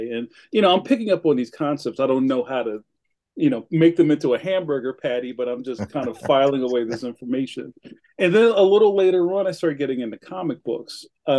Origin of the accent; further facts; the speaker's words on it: Philadelphia, Pennsylvania, United States; also born or lived in North Carolina; I'm from Philly. My family is from West Philadelphia